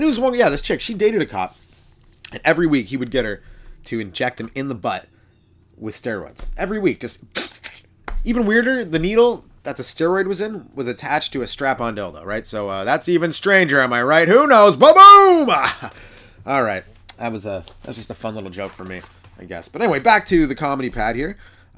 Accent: England, United Kingdom; We are the English.

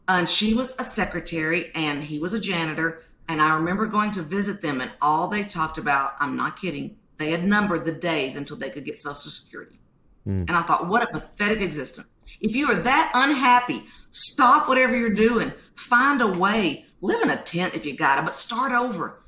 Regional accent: the South, United States; I'm from the South

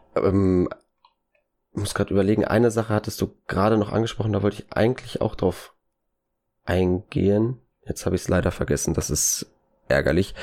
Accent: Bochum, North Rhine-Westphalia, Germany; ich natürlich als Bochumer

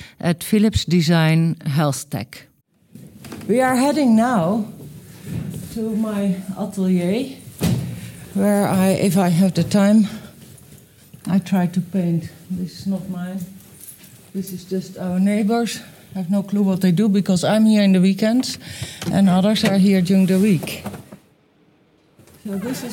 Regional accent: Netherlands; I grew up in the Netherlands, of course, in the middle of Holland.

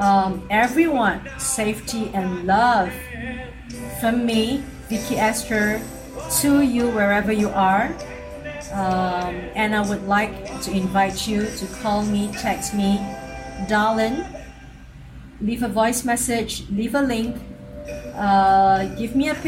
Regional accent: Singapore; also born or lived in China / France; Singapore fellow citizens

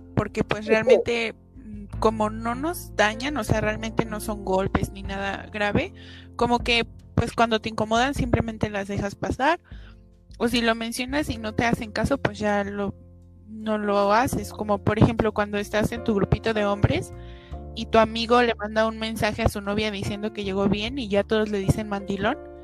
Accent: Mexico; Todos somos mexas

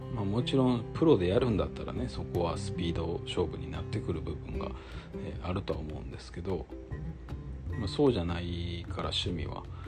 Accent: Kyoto, Japan; 京都生まれ京都育ちなので

